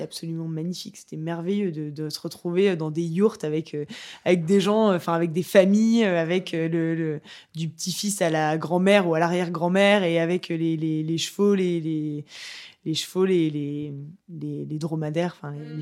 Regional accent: Le Havre, Normandy, France; je suis du Havre

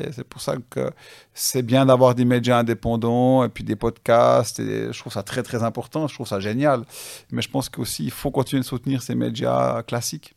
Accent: Switzerland; chez nous en Suisse

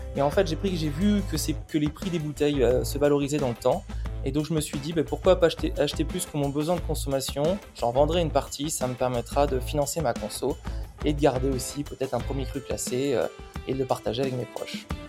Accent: Bordeaux, Nouvelle-Aquitaine, France; also born or lived in Arcachon; je suis bordelais, je suis issu d'une, famille viticole depuis 1832

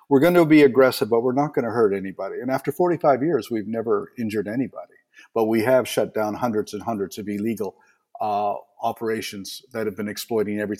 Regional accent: Eastern Canada, Canada; I was raised in Eastern Canada, and I spent the summer swimming with a family of uh, beavers

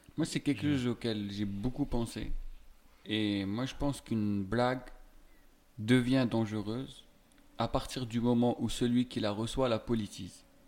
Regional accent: Algeria; now in France; j'ai grandi en Algérie, avec une culture très nationaliste

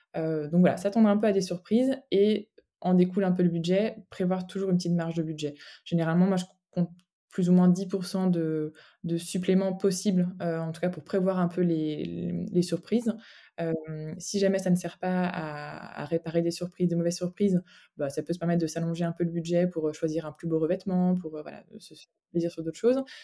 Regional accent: Brittany, France; moved away as an adult; now in Brussels, Belgium; je suis bretonne, euh, bretonne d'origine

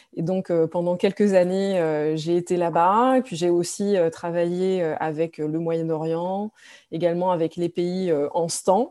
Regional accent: France; moved away; je suis née en France, je suis française

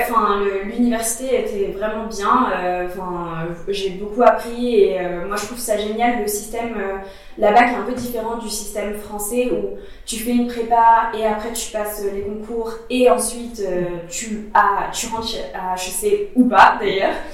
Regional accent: Poitiers, Nouvelle-Aquitaine, France; moved away; also born or lived in Switzerland; J'ai grandi à Poitiers, mhm. donc en province.

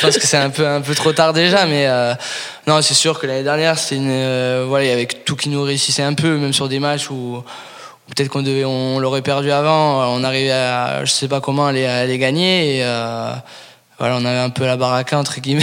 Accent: Paris, Île-de-France, France; now in Toulouse, France; même de Paris

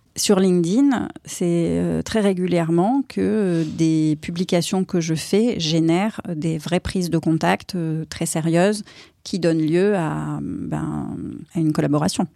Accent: Aix-en-Provence, Provence-Alpes-Côte d'Azur, France; je suis originaire d'Aix-en-Provence

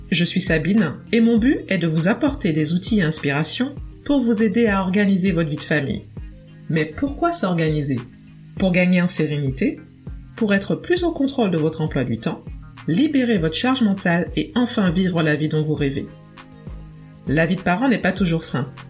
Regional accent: French Antilles, France; moved away as an adult; l'âge où je quitte ma famille et mon île, puisque je viens des Antilles, pour poursuivre des études supérieures euh, à Paris.

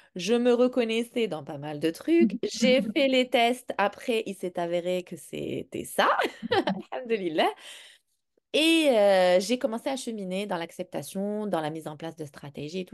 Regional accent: Morocco; moved away; J'ai grandi au Maroc

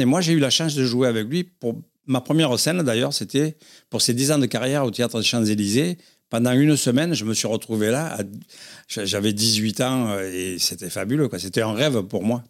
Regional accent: Arles, Provence-Alpes-Côte d'Azur, France; Je suis né en Arles, j'ai grandi là-bas, j'ai grandi avec les Gitans

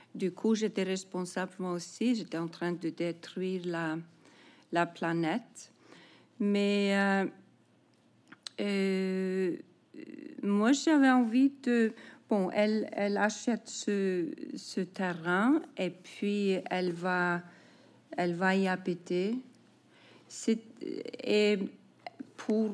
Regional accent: Iceland

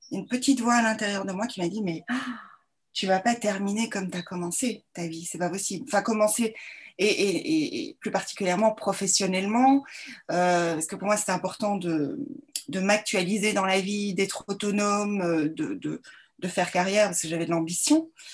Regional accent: Belgium; also born or lived in Brussels; donc je suis belge. J'ai fait mes études à Bruxelles

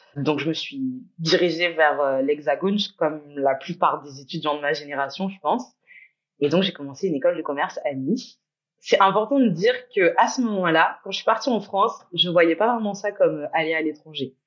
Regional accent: Guadeloupe; moved away as an adult; also born or lived in England; J'ai grandi en Guadeloupe. J'y suis rentrée depuis un an et demi.

